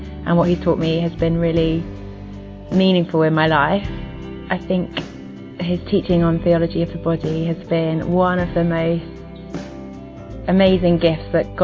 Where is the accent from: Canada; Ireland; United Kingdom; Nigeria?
United Kingdom; England; I'm from England and I'm 24 years old.